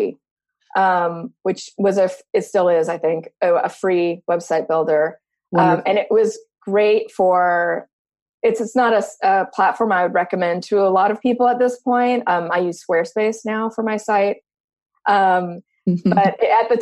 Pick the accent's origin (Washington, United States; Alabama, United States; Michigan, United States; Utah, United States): Washington, United States; moved away; also born or lived in New York; I grew up in Washington State